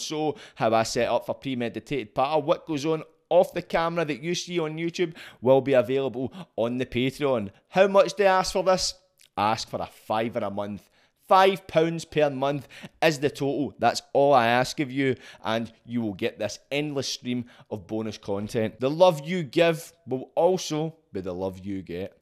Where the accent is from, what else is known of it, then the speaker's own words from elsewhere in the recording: Glasgow, Scotland, United Kingdom; growing up in Glasgow